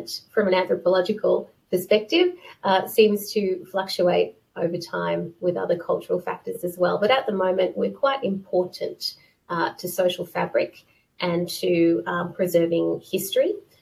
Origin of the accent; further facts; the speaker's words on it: Australia; moved away as an adult; now in United Kingdom; I am Australian, even though I do live in the UK most of the time